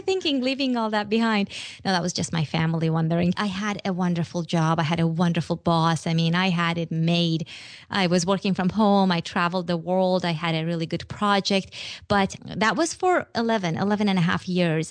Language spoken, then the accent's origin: English; Iran; moved away; I'm from Iran